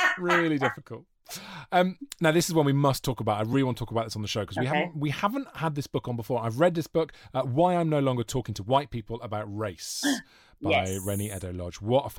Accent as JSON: {"language": "English", "country": "United Kingdom"}